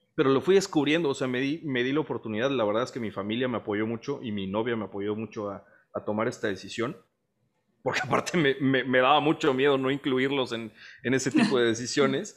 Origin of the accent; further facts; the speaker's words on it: Veracruz, Mexico; moved away as an adult; now in Monterrey, Mexico; soy veracruzano orgulloso, radico en Monterrey desde hace como 10 años más o menos